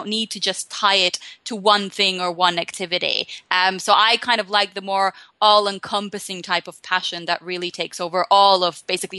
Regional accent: Finland; now in London, United Kingdom; So I'm a happiness life coach, basically, and I'm based in London, though I am originally from Finland. So I'm one of these globetrotters that's kind of grown up a little bit everywhere.

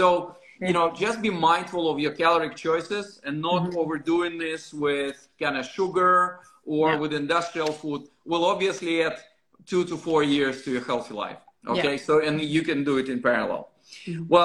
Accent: Russia; moved away; I'm originally from Russia

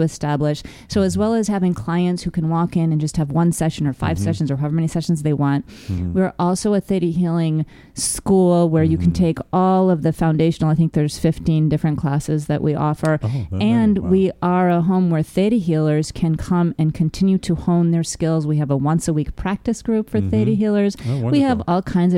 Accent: New York, United States; I'm from New York.

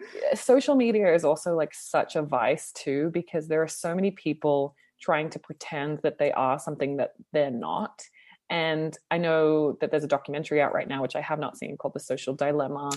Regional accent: Sydney, New South Wales, Australia; also born or lived in Toronto, Canada; now in Los Angeles, United States; I'm from Sydney

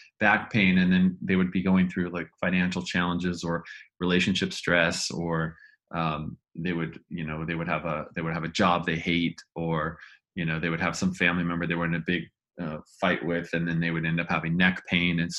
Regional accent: Northern California, United States; I was growing up in Northern California

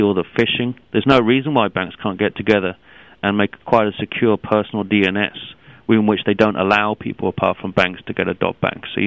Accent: London, United Kingdom; I come originally from London

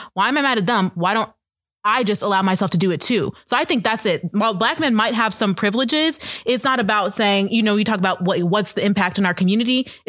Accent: United States; But I grew up outside of Washington, D.C.

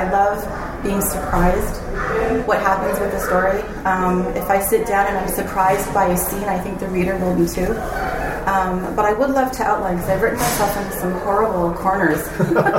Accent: Canada; moved away as an adult; now in Seattle, United States; I'm from Canada

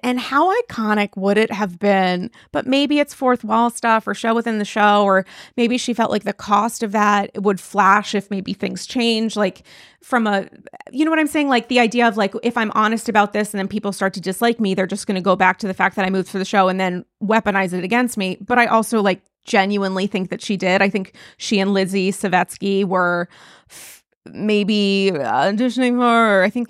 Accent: New York, United States; And I also connect with, like, a lot of her personality as a New Yorker and as a New York Jew.

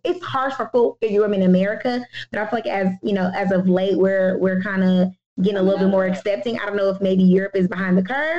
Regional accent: Houston, Texas, United States; Like we were raised, I don't know, I'm a Houstonian. I was raised in the South. My dad's from Georgia.

